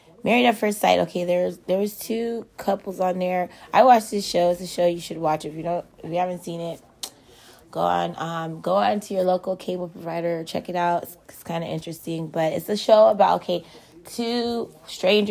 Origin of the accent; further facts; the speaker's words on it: the Bay Area, California, United States; I'm from the Bay and I support all my Bay Area teams